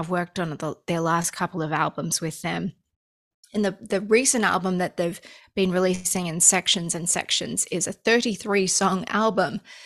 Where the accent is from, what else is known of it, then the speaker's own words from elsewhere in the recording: Australia; moved away as an adult; also born or lived in Los Angeles, United States; now in United States; I grew up in Australia, and when I first moved to America, I was living in Los Angeles for the first few years